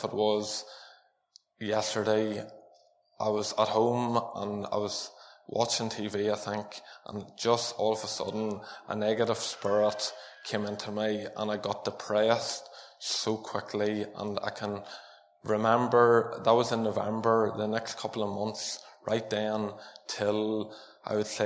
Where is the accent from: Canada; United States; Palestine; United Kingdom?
United Kingdom; Armagh, Northern Ireland; I was born in Armagh, and I was born into a family that preached the gospel to each one of us